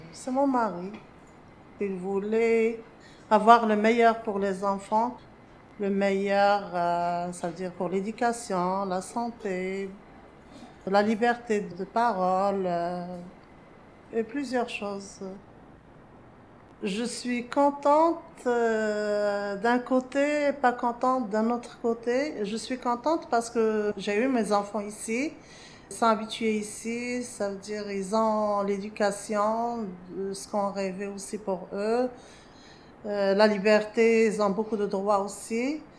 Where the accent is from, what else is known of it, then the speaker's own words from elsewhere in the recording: Morocco; moved away as an adult; now in Montréal, Canada; Je suis arrivée au Québec du Maroc en octobre 2003. Je suis citoyenne canadienne depuis 2008.